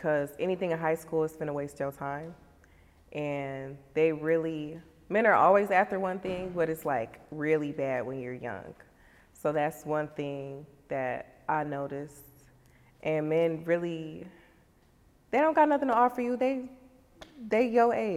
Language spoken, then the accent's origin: English; Racine, Wisconsin, United States; Growing up in Racine, it was pretty cool